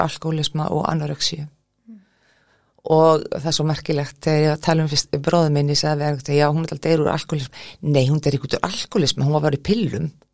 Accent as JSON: {"language": "Icelandic", "town": "Keflavík", "region": "Southern Peninsula", "country": "Iceland", "tie": "born or raised there", "said": "ólst upp í Keflavík í gettóinu"}